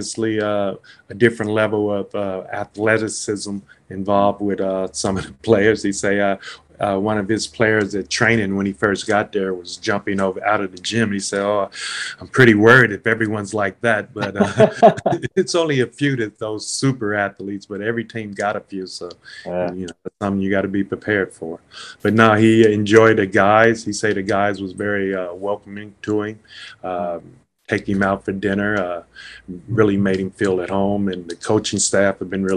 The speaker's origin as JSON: {"language": "English", "town": "Gary", "region": "Indiana", "country": "United States", "tie": "born or raised there", "also_born_or_lived": "Moraga, California / Ballarat, Victoria", "moved": "as an adult", "lives_now": "Australia", "said": "my hometown is Gary, Indiana"}